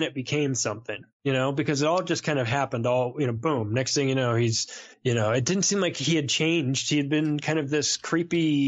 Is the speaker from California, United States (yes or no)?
yes; Southern California, United States; Growing up in Southern California